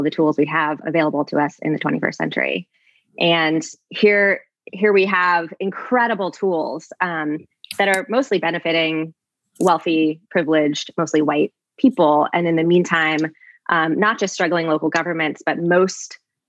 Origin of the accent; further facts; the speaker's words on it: North Carolina, United States; also born or lived in India / Kenya; now in Bay Area, United States; I grew up in North Carolina